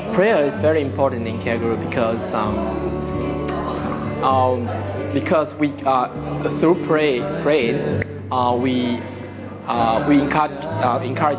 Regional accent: China; now in Melbourne, Australia; I'm from China, and I study electrical engineering

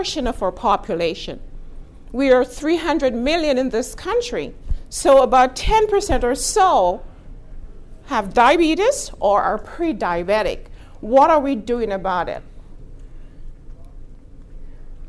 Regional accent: Texas, United States; I am from Texas

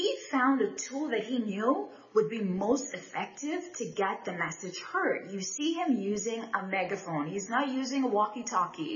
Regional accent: Bahamas; I'm from the Bahamas

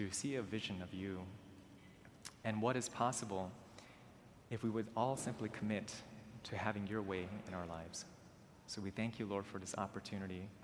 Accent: Maryland, United States; I was born and raised in Maryland

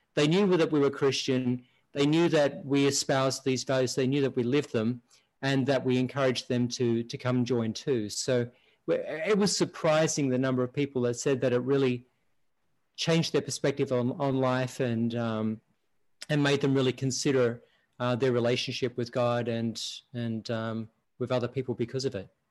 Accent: Australia; moved away as an adult; now in United States; I'm originally from Australia and um, I've been in the US now around 25 years. So about half my lifetime.

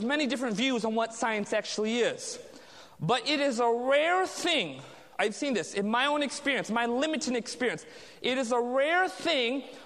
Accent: Southern California, United States; I was raised in Southern California

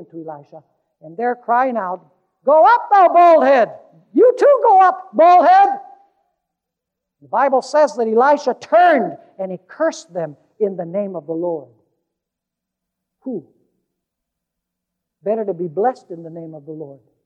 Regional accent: Caracas, Capital District, Venezuela; I was growing up in Caracas, Venezuela

